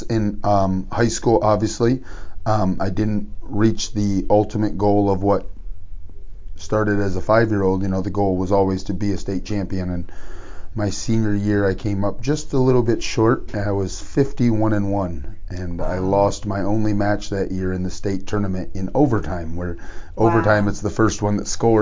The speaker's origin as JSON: {"language": "English", "region": "Northwest Ohio", "country": "United States", "tie": "born or raised there", "moved": "yes", "lives_now": "North Richland Hills, United States", "said": "I grew up in Northwest Ohio, which is a really big wrestling state"}